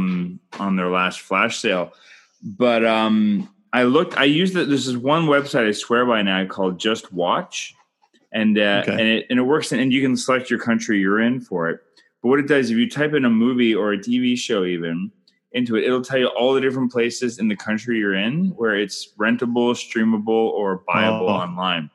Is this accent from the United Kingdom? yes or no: no; Canada; I'm Canadian filmmaker